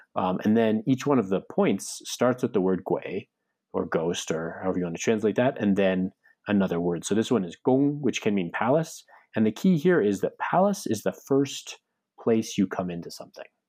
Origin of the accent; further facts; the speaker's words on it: United States; My my Chinese side of the family is Cantonese too, but we grew up in America